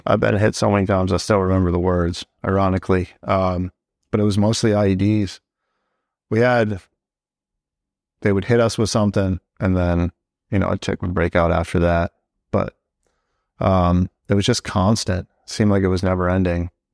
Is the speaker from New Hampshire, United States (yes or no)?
yes; Southern New Hampshire, United States; moved away as an adult; also born or lived in Nashua, New Hampshire / Hudson, New Hampshire / Merrimack, New Hampshire / Manchester, New Hampshire; now in Fort Drum, United States; I'm from Southern New Hampshire, um, city right on the border of Massachusetts, Nashua, New Hampshire. Um, grew up there for a little while, uh, then we moved over to the town next, next to it, Hudson, and then I went to high school in Merrimack, New Hampshire